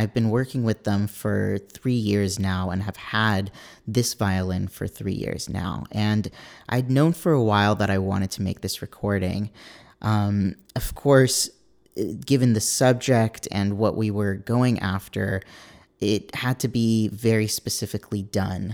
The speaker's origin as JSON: {"language": "English", "region": "California", "country": "United States", "tie": "born or raised there", "also_born_or_lived": "New York", "said": "my parents are both Israeli, but I was born and raised out here in California."}